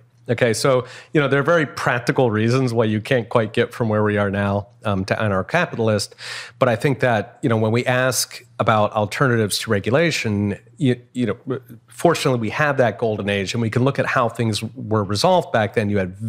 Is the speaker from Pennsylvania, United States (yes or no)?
yes; Philadelphia, Pennsylvania, United States; so I grew up in Philadelphia and in the 70s, and Philadelphia was kind of a rough town.